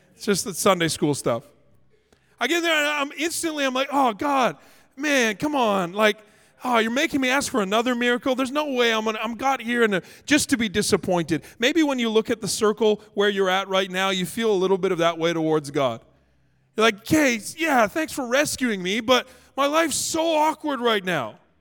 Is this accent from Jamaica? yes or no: no; Canada; now in Los Angeles, United States; I'm Canadian